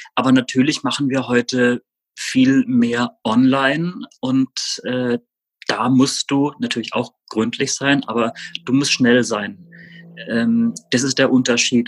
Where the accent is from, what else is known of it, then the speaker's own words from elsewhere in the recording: Rastatt, Baden-Württemberg, Germany; ich bin in Baden-Württemberg aufgewachsen, in Rastatt